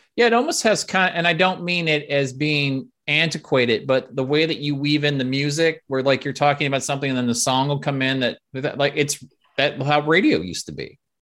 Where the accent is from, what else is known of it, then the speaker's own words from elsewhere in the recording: Nebraska, United States; moved away; I'm from Nebraska originally